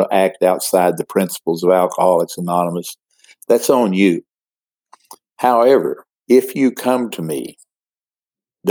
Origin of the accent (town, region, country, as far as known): Midland, Odessa, Texas, United States; born or raised there